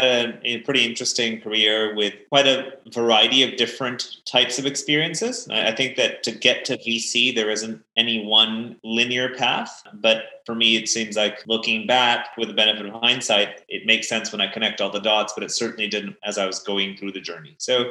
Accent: Belgium; also born or lived in Pakistan; I've kind of grown up around the world. I grew up originally in Belgium. My parents are Pakistani, so I've spent some time there. I went to American international schools all of my life.

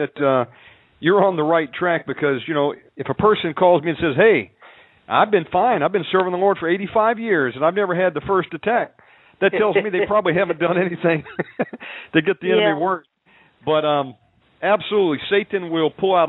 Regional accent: Georgia, United States; area code 404, my home state of Georgia

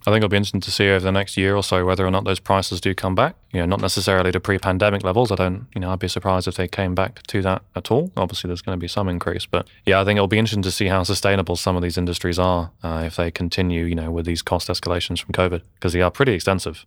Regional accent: England, United Kingdom; now in New Zealand; I grew up in England, you know, wandering around construction sites

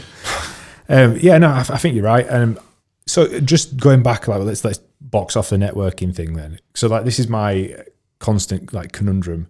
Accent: United Kingdom; I am British.

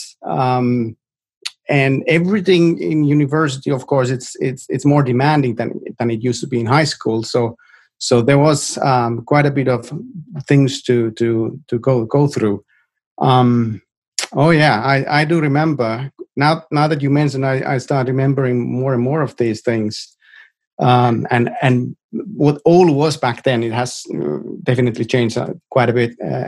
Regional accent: Rovaniemi, Lapland, Finland; English is a second language; moved away as an adult; also born or lived in Oulu, Finland; now in Silicon Valley, United States; Originally, I'm from Rovaniemi. I grew up in Rovaniemi.

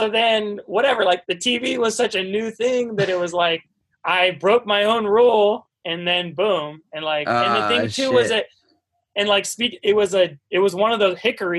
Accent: East Coast, United States; Like, I'm from the East Coast, so they came and visited me.

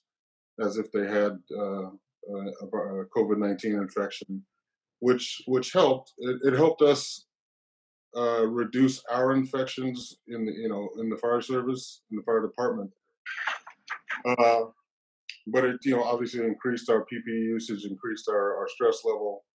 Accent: New Orleans, Louisiana, United States; now in Seattle, United States; I was born in New Orleans, Louisiana

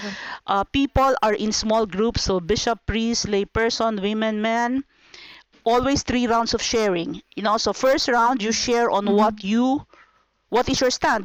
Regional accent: Philippines; I come from the Philippines.

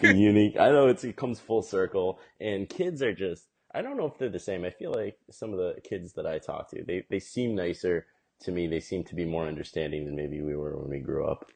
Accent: West Boylston, Massachusetts, United States; also born or lived in South Korea / Cape Cod, Massachusetts / Boston, Massachusetts; I grew up in uh, right outside Worcester in this town called West Boylston, and then when I was in eighth grade, we moved to the Cape, so I finished growing up on the Cape and now I live in Boston. But I've lived in Massachusetts my whole life

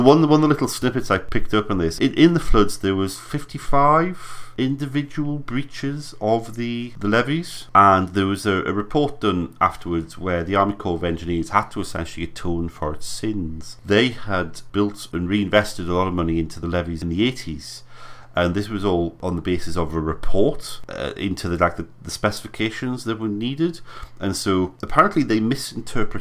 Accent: United Kingdom

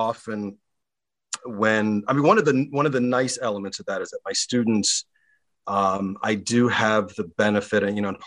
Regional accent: Baltimore, Maryland, United States; My hometown newspaper, the Baltimore Sun

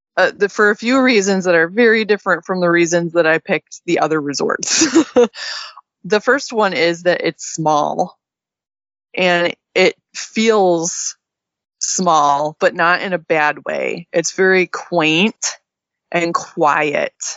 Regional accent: Midwest, United States; now in Texas, United States; me and you were, you know, growing up in the Midwest

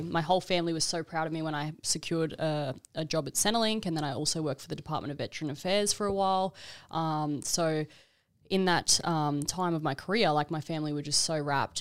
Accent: Brisbane, Queensland, Australia; moved away as an adult; also born or lived in Gold Coast; now in Melbourne, Australia; I'm originally from Brisbane

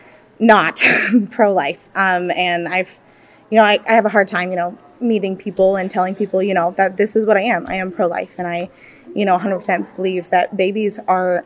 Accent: Bozeman, Montana, United States; I'm from Bozeman, Montana

